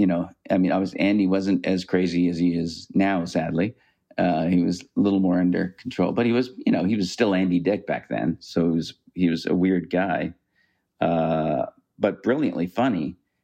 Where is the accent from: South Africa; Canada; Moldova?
Canada; I mean, I'm a Canadian and I'm a liberal